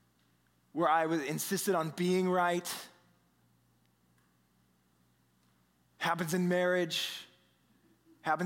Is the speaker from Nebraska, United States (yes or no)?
yes; Omaha, Nebraska, United States; now in Boston, United States; I've lived in Boston now for 20 years, which I can't believe, but I'm originally from the Midwest, right? Aben and I were both from Omaha here